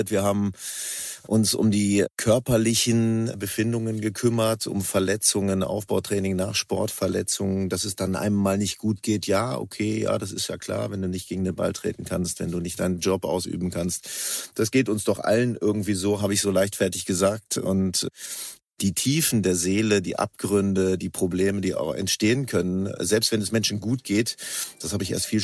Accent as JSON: {"language": "German", "region": "Northern Germany", "country": "Germany", "tie": "born there", "lives_now": "Cologne, Germany", "said": "ich bin gebürtiger Norddeutscher, inzwischen angekommen in Köln, hier wohnhaft und hier arbeitend."}